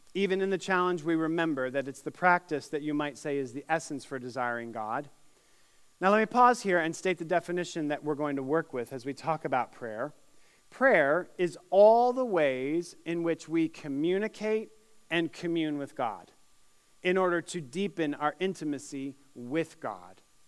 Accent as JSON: {"language": "English", "town": "Syracuse", "region": "New York", "country": "United States", "tie": "born or raised there", "moved": "yes", "lives_now": "Indiana, United States", "said": "my hometown of Syracuse, New York"}